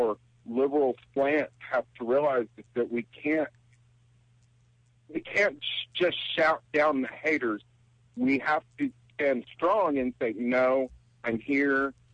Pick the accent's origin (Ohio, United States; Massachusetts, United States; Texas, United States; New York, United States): Texas, United States; I'm from Texas. I come from a very religious family